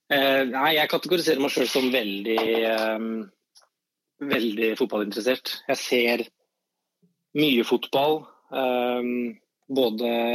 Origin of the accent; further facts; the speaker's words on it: Skien, Telemark, Norway; now in Oslo, Norway; der jeg kommer fra i Skien